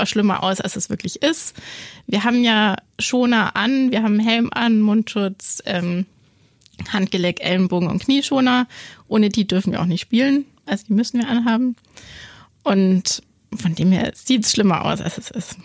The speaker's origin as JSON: {"language": "German", "town": "Augsburg", "region": "Bavaria", "country": "Germany", "tie": "born or raised there", "said": "ich komme aus Augsburg, bin hier aufgewachsen, ähm, war dann immer zwischenzeitlich mal weg"}